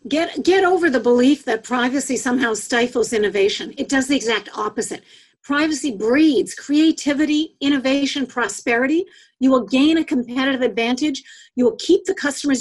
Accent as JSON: {"language": "English", "country": "Canada", "said": "I'm Canadian"}